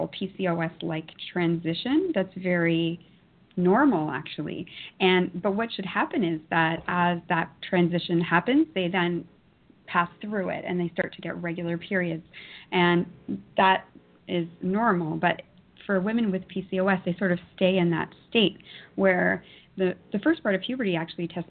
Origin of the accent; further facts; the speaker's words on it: Toronto, Ontario, Canada; born and raised in Toronto.